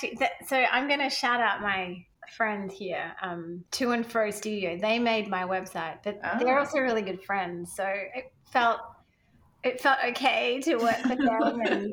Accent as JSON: {"language": "English", "country": "Australia", "tie": "born or raised there", "also_born_or_lived": "Sri Lanka / New Zealand / United Kingdom", "moved": "as an adult", "lives_now": "Princeton, United States", "said": "I'm from Australia. I mean, I was born in Sri Lanka, but then grew up in Australia and New Zealand. And so I did my nursing degree in New Zealand, worked in the UK and Australia, and then moved back to Australia because my family were there."}